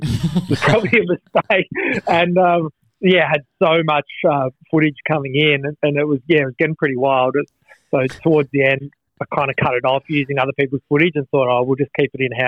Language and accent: English; Western Australia, Australia; in West Australia, we, luckily enough, down south in Margs